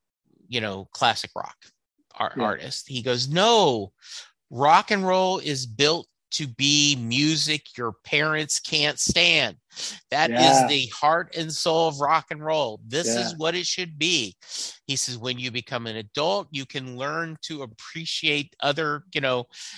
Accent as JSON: {"language": "English", "region": "Louisiana", "country": "United States", "tie": "born or raised there", "moved": "as an adult", "lives_now": "Dallas, United States", "said": "my parents growing up in Louisiana, we're not sports fans, so I did not grow up having that."}